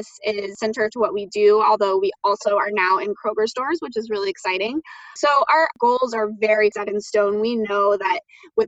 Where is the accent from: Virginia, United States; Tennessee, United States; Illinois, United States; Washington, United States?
Virginia, United States; Southern; moved away as an adult; now in Chicago, United States; I am from Southern Virginia and grew up there, and I've been in Chicago now for about 10 years